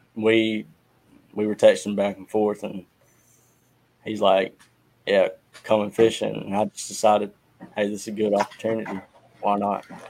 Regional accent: Purvis, Mississippi, United States; I'm from Purvis, Mississippi

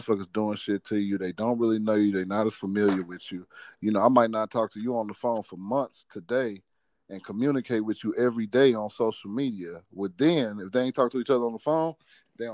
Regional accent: Missouri, United States; I'm from Missouri.

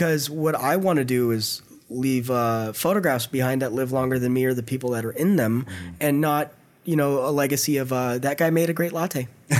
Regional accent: San Jose, California, United States; moved away as an adult; now in San Francisco, United States; where I'm from, you know, in San Jose, it's San Jose's, somebody the other day said it's like a small LA, mm-hmm. and it could be a big Fresno to me. I don't know, but that's just how it is. You know, it's got a small downtown, it's urban sprawl.

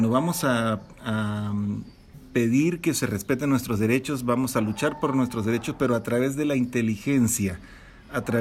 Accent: Mexico; Entonces me siento muy identificado con esta noción de que nosotros como mexicanos y como latinoamericanos estamos configurados ya de una manera muy bien eh, preparados

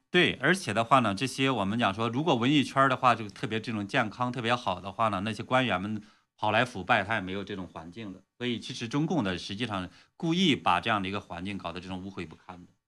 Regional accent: China; 我们中国人

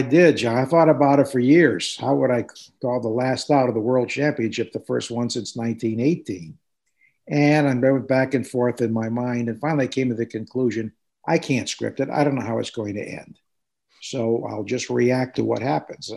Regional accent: New Haven, Connecticut, United States; moved away as an adult; also born or lived in Youngstown, Ohio; as a kid growing up in New Haven, Connecticut

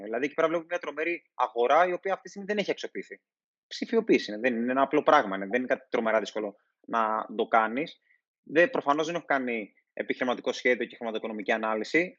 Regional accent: Thasos, East Macedonia and Thrace, Greece; στο νησί μου που είναι η Θάσο

